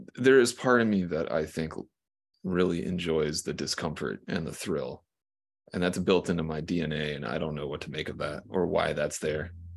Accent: South Carolina, United States; I'm from like a small town in South Carolina.

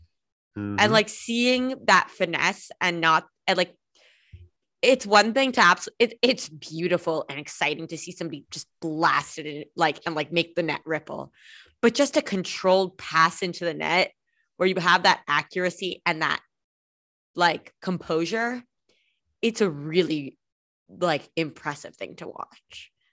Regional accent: California, United States; even though my father's British, I called it soccer because I grew up in California.

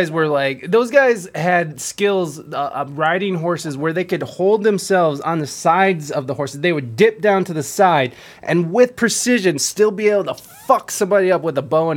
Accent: Ohio, United States; I'm from Ohio

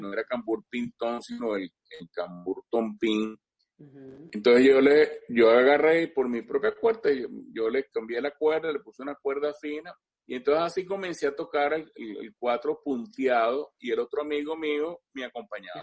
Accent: Caracas, Capital District, Venezuela; yo soy nacido aquí en Caracas. Yo nací en Caracas aquí ah. en 1952

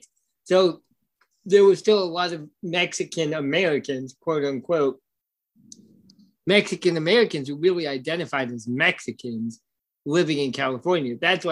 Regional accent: Ireland; even though, you know, I'm Irish, bro.

